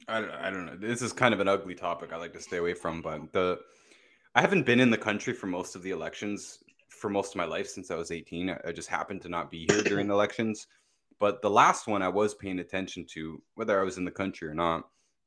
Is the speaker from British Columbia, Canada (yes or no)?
no; Toronto, Ontario, Canada; We're both from the Toronto area